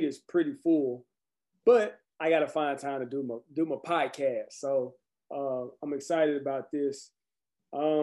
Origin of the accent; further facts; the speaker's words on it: Conway, United States; my hometown in Conway